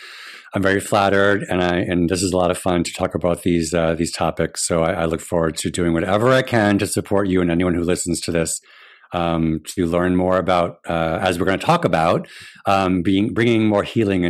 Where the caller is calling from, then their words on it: Rhode Island, United States; I am joining you from my den in my home in Rhode Island.